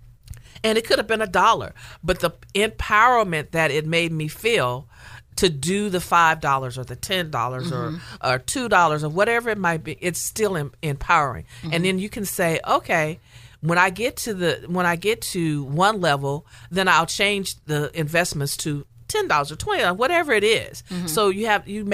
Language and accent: English; Louisiana, United States; I'm from Louisiana